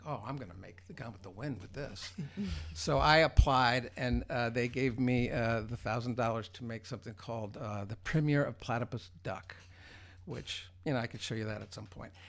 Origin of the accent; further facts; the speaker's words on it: New Jersey, United States; moved away; I'm from New Jersey